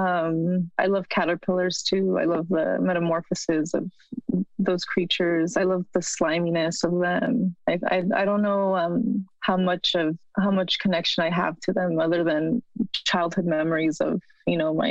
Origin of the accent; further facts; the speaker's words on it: Los Angeles, California, United States; first language Spanish; English is a second language; I grew up in East Hollywood, like by Western and Santa Monica